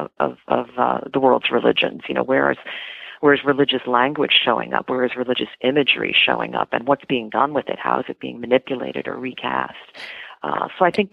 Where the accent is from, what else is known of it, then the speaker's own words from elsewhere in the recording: East Coast, United States; I grew up on the East Coast